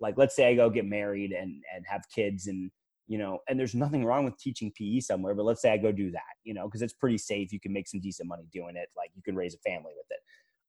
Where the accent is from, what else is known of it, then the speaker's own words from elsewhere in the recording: Fredericksburg, United States; You know, obviously I'm from Fredericksburg.